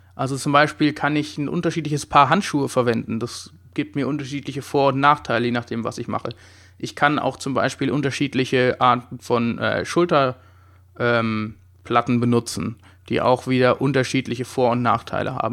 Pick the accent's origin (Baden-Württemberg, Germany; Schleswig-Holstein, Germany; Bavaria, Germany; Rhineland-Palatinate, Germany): Baden-Württemberg, Germany; Heidelberg; Ich komme auch aus Heidelberg